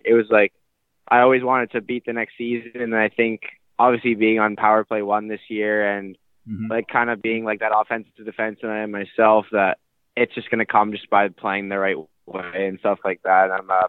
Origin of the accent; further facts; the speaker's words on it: Burnaby, British Columbia, Canada; Yeah, I grew up in Burnaby, BC.